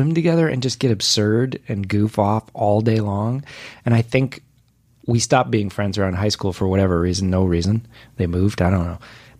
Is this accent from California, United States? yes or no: yes; Whittier, California, United States; Whittier, California.